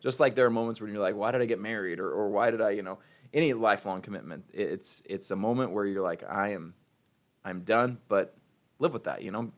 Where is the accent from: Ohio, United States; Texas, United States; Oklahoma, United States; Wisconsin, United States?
Ohio, United States; now in Missouri, United States; I'm from Ohio